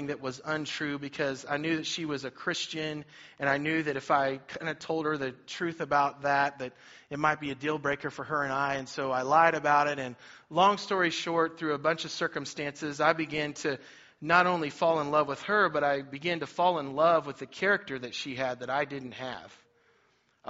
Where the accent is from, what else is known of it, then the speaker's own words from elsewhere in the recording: Cherokee, Kansas, United States; also born or lived in Olathe, Kansas; I grew up in Cherokee, Kansas